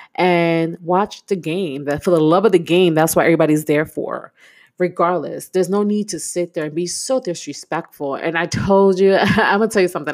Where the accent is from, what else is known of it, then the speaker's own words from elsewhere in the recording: New York City, New York, United States; I'm a New Yorker myself. I'm from Brooklyn, born and raised